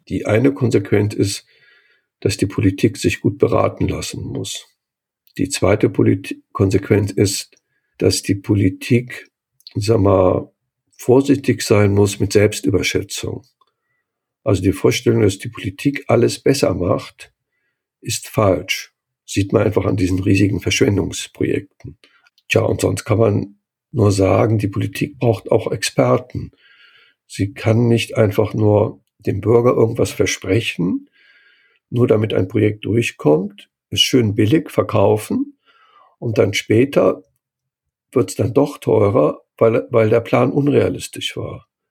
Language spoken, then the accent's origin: German; Cologne, North Rhine-Westphalia, Germany; born or raised there; moved away